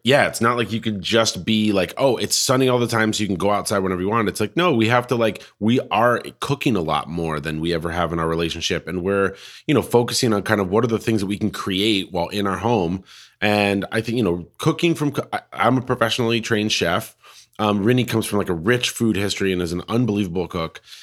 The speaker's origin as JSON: {"language": "English", "region": "Colorado", "country": "United States", "moved": "yes", "lives_now": "Portland, United States", "said": "I'm from Colorado."}